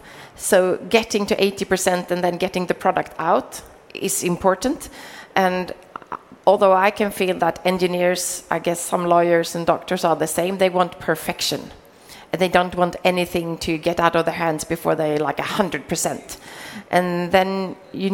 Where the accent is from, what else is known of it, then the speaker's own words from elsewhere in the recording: Sweden; I'm from Sweden